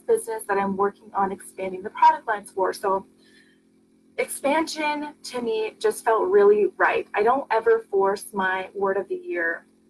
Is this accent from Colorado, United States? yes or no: no; Oregon, United States; I'm from Oregon.